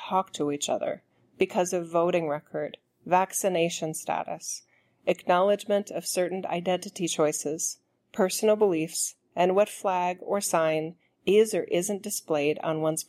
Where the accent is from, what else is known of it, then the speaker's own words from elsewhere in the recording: United States; I'm an American